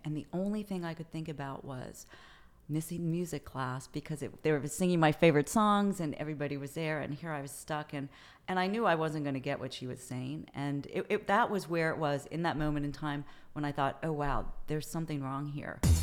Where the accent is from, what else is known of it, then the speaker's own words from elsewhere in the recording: Prince George's County, Maryland, United States; also born or lived in Colorado Springs, Colorado / Towson, Maryland / Paris, France; I moved to, uh, Southern Maryland, Southern Prince George's County, when I was in elementary school. And, uh, went to middle school, high school, and, uh, Prince George's County, Maryland